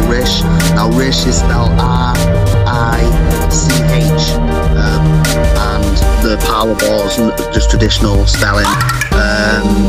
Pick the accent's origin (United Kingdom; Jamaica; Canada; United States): United Kingdom; I'm a white boy from the UK